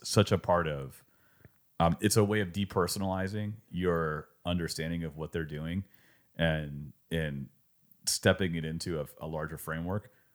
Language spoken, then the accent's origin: English; California, United States; determined that I was from California